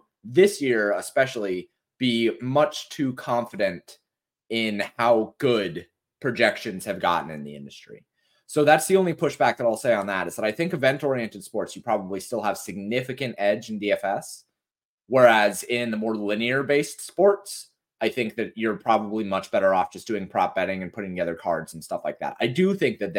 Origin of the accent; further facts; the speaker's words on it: Colorado, United States; now in Tennessee, United States; I haven't seen snow since we moved from Colorado